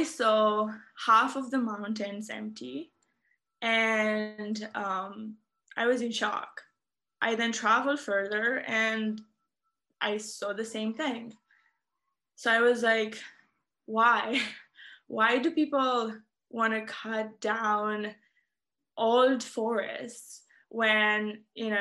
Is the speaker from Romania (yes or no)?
yes; Romania; I am from Romania, and I was very fortunate to grow up in and around the forest